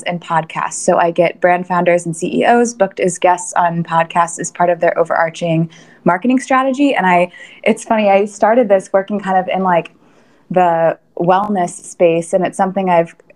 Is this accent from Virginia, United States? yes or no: no; Kansas City, Missouri, United States; moved away as an adult; also born or lived in New York City; I grew up in Kansas City, and I was here for, again, all of my childhood, lived in the same house